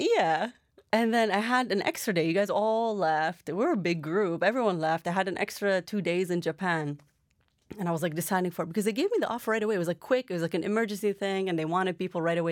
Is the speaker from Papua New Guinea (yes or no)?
no; Canada; also born or lived in Iraq / Jordan; how I grew up here in Canada